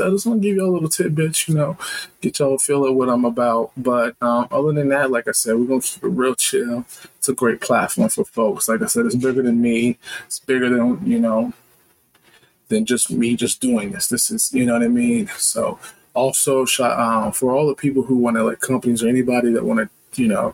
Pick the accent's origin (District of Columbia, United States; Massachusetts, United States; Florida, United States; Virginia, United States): Virginia, United States; Reston; moved away as an adult; now in Ohio, United States; But I'm originally from Virginia, Newman, Virginia, exact. Grew up in Reston, VA